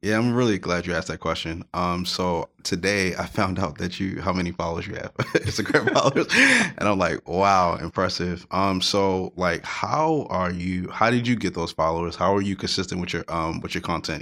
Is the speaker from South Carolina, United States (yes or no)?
no; Baltimore, Maryland, United States; I'm from Baltimore, Maryland